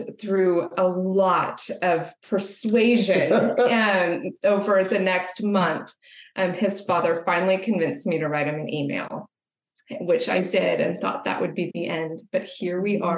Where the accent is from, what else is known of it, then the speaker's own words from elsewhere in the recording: Dallas, Texas, United States; moved away as an adult; I grew up in Dallas, Texas, spent most of my life there